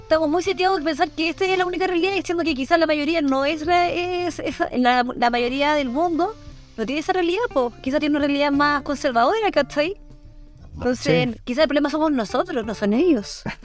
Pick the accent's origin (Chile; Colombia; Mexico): Chile; nosotros como chilenos estábamos muy acostumbrados a la idiosincrasia chilena